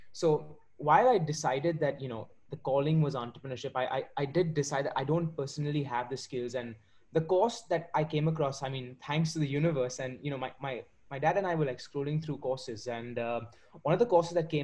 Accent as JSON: {"language": "English", "town": "Mumbai", "region": "Maharashtra", "country": "India", "tie": "born or raised there", "also_born_or_lived": "Warwick, United Kingdom", "said": "I'm currently speaking from India. I've been born and raised in Mumbai"}